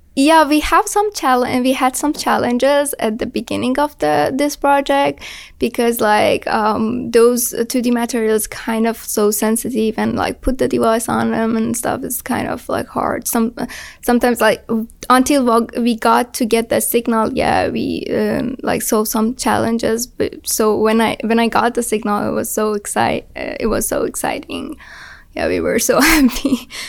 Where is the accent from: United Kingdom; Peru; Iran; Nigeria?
Iran; moved away as an adult; now in United States; I'm from Iran